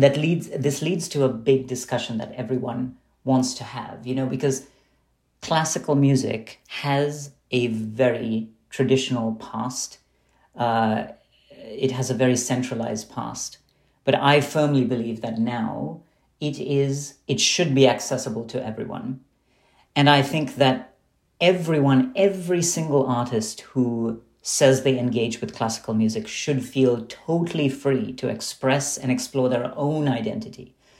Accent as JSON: {"language": "English", "region": "Dubai", "country": "United Arab Emirates", "tie": "born or raised there", "said": "And what I loved about growing up in Dubai was that while I was actually studying in Western schools and taking Western music classes"}